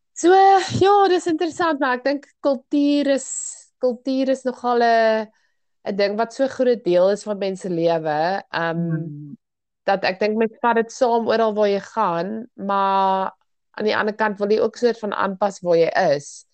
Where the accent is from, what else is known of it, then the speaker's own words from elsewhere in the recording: South Africa; ons as Suid-Afrikaners